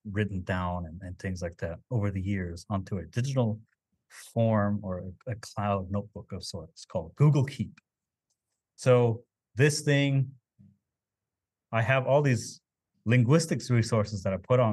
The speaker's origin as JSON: {"language": "English", "country": "United States", "first_language": "Navajo", "second_language": "English", "moved": "yes", "said": "the Navajo language, my native language"}